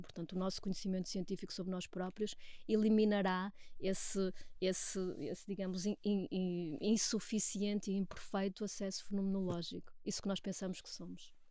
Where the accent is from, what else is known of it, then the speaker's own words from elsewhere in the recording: Portugal; nós somos portugueses e nós queremos trabalhar em português